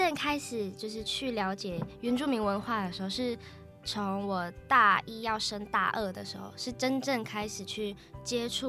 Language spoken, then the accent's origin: Chinese; Yuli, Hualien County, Taiwan; 对不起，对不起。大家好，我是来自花莲玉里镇高寮部落的阿美族，